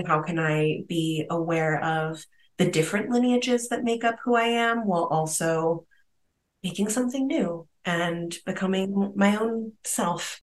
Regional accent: Italy; born there; I was born in Italy, and I was born to an Italian and African-American mixed family.

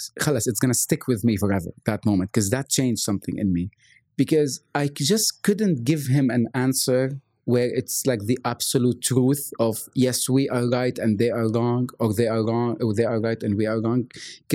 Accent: Lebanon; now in Bahrain; I'm from Lebanon originally. And I grew up in this Catholic house, Catholic school, the whole nine yards.

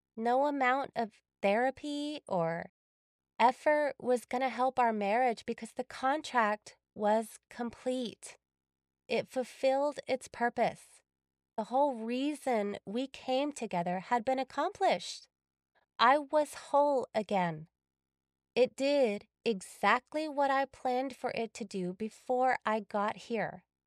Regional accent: Texas, United States; moved away as an adult; also born or lived in California; I had moved back to my home state of Texas

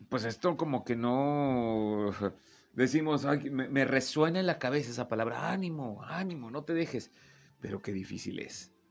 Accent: Torreón, Coahuila, Mexico; De aquí soy, de Torreón, Coahuila.

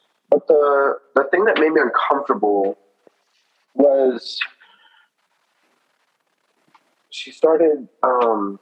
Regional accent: Olney, Maryland, United States; we grew up in Olney together

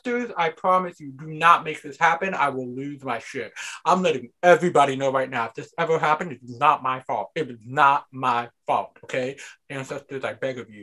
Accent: United States; as a society, as an American society

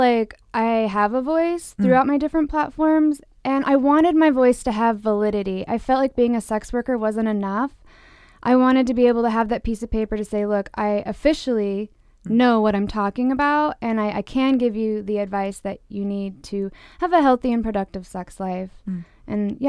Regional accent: Utah, United States; In several states, including my hometown, Utah, mm. Porn is considered a public health hazard.

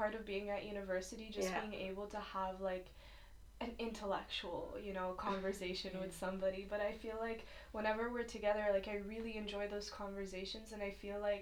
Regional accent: Lebanon; moved away; also born or lived in Canada / Egypt; I'm originally Egyptian, Lebanese, and Canadian. And I lived in Lebanon for most of my life.

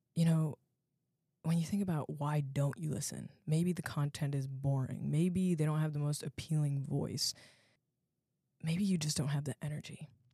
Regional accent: Alexandria, Virginia, United States; I'm from Alexandria, Virginia

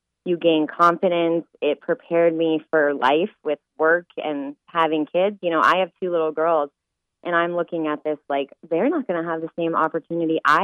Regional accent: Colorado, United States; I grew up in Colorado

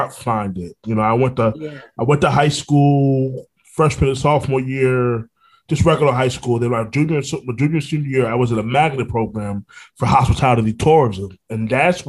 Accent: Orlando, Florida, United States; also born or lived in Brooklyn, New York; born in Brooklyn, New York, raised in Orlando, Florida

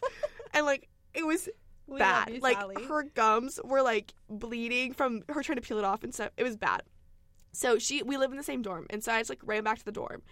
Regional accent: Nashville, Tennessee, United States; I'm from Nashville

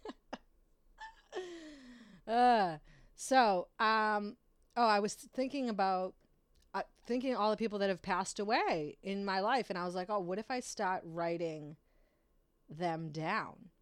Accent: Brockton, Massachusetts, United States; I am from Brockton in the city

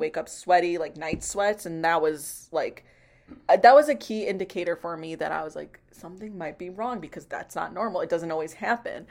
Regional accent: Chicago, Illinois, United States; I'm also from Chicago

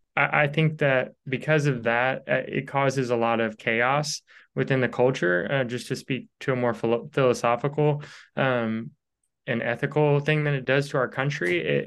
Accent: Louisville, Kentucky, United States; I'm from Louisville, Kentucky, where that happened.

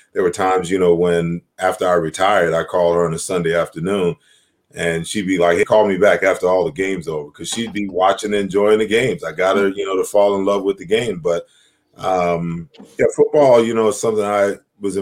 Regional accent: New York, United States; I grew up, born and raised in New York

